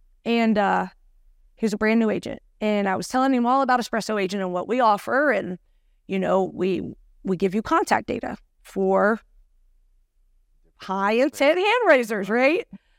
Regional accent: Cincinnati, Ohio, United States; Born and raised. Oh. Born and raised, yes.

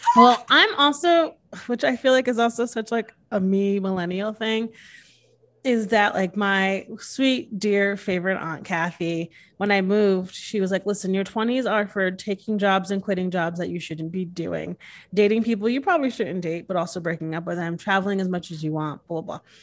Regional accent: Connecticut, United States; moved away as an adult; now in Texas, United States; I'm born and raised in Connecticut. I moved here when I was twenty-six, so I've been here six years.

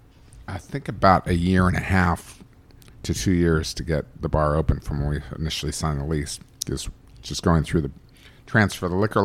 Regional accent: Bristol, Virginia, United States; now in Los Angeles, United States; growing up in Virginia and having those experiences in Virginia

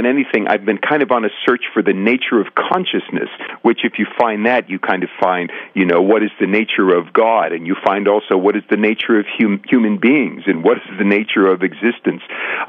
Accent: Central Luzon, Philippines; I was raised in the Methodist Church, actually, but I was raised overseas. My father worked for the Navy, so we had on the base in Subic Bay in the Philippines, we had a Catholic church and we had a Protestant church.

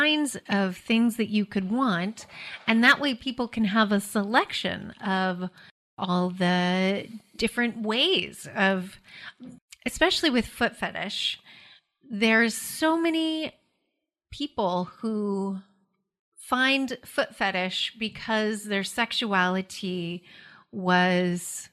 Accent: Alaska, United States; In Alaska, we don't wear shoes in the house

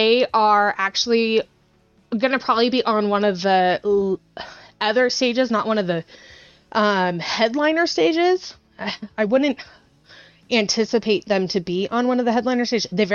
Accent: near Bakersfield, California, United States; born or raised there

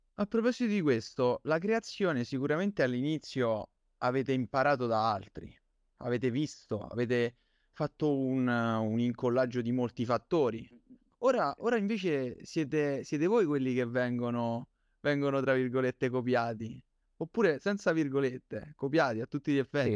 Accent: Campobasso, Molise, Italy; siamo concittadini

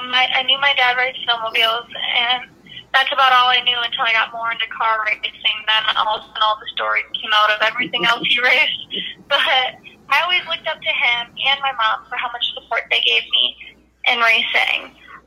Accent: Wisconsin, United States; I'm also from Wisconsin.

